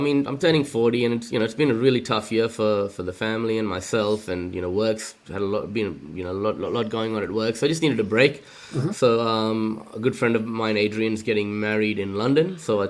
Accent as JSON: {"language": "English", "town": "Chennai", "region": "Tamil Nadu", "country": "India", "tie": "born or raised there", "moved": "yes", "lives_now": "Australia", "said": "my hometown of Madras or Chennai"}